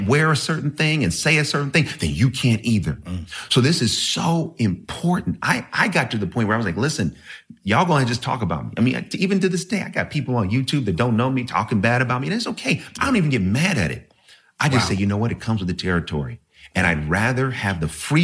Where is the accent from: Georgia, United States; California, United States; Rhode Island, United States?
California, United States; Oakland; I'm from Oakland, California. You know, in my church that I grew up in, Wings of Love, Maranatha Ministries in East Oakland